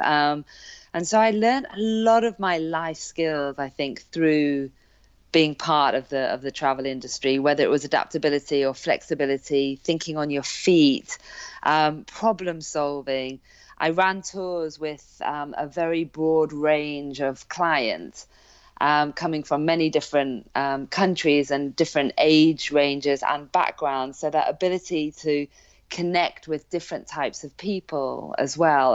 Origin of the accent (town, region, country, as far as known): Hale Barns, North West England, United Kingdom; born or raised there; also born or lived in South Africa